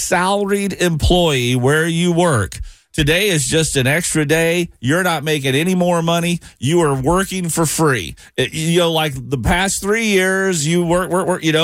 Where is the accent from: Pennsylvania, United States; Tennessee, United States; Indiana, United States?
Tennessee, United States; right outside of Nashville; moved away; I grew up in Tennessee, right outside of Nashville